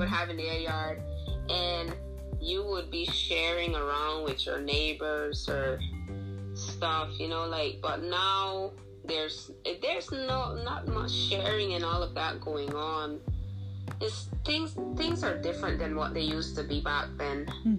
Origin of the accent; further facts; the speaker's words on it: Coxen Hole, Bay Islands, Honduras; also born or lived in Watering Place, Roatán; I am originally from Watering Place on Rattan, but most of my life, I pretty much grew up in Cox and Hole, where my grandma lived.